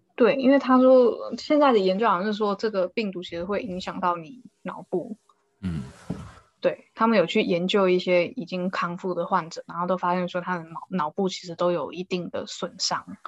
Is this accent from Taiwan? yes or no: yes; Taiwan; 我们台湾人